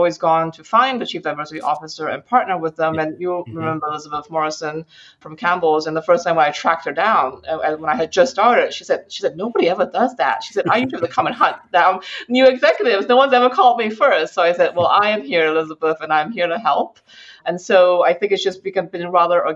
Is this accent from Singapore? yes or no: yes; Singapore; now in United States; I grew up in Asia and I grew up in Singapore specifically